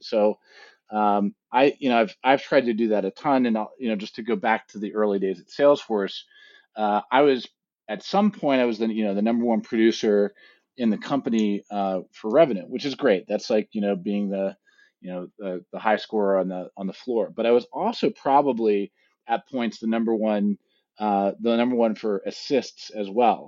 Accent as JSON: {"language": "English", "region": "East Coast", "country": "United States", "tie": "born or raised there", "also_born_or_lived": "San Francisco", "moved": "as an adult", "said": "I grew up on the East Coast"}